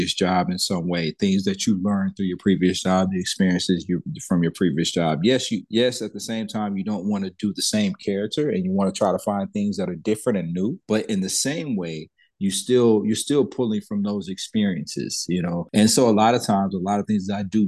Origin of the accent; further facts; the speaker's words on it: Texas, United States; also born or lived in Alexandria, Louisiana; I reside in Dallas, Texas